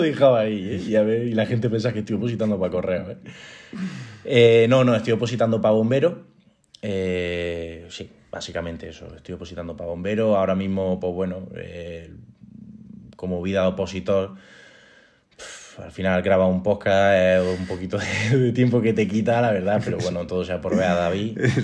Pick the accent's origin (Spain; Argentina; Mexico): Spain; Córdoba, Andalusia; moved away as an adult; also born or lived in Salamanca; now in Granada, Spain; yo soy de Córdoba